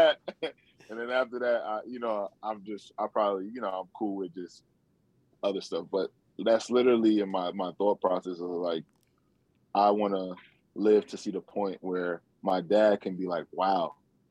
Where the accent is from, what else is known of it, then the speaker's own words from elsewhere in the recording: Nigeria; Just being Nigerian. If you're around other Nigerians, you know, it's always a great, it's always love, it's always family.